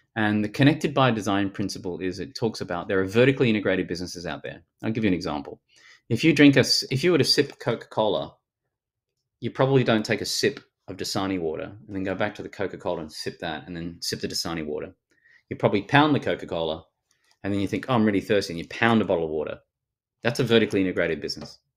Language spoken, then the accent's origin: English; Australia; accent: Australian